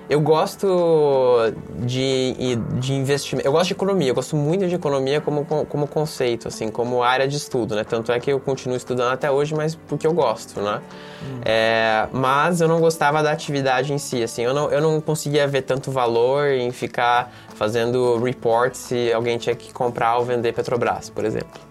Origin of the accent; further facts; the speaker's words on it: Mafra, Santa Catarina, Brazil; moved away; eu sou de Mafra, né, Santa Catarina, uma cidade pequena de 50 mil habitantes